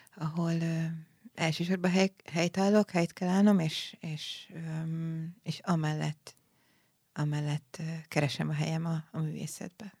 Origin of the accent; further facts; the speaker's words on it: Budapest, Hungary; also born or lived in Szeged; Az Alsóhegy utcai uh-huh. Budai Baptista gyülekezetben ott nőttem fel